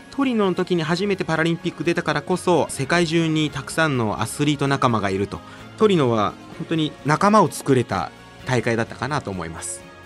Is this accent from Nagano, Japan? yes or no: yes; Nagano, Japan; 大学も地元長野県の信州大学に行き